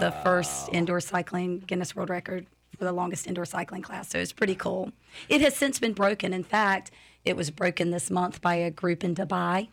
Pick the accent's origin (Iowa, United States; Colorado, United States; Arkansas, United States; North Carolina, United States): North Carolina, United States; moved away as an adult; now in Lakeland, United States; I'm from North Carolina, moved here in 2013